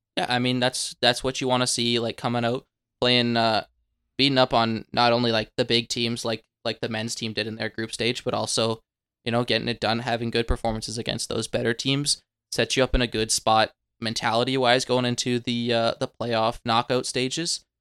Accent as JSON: {"language": "English", "country": "Canada", "said": "being Canadian"}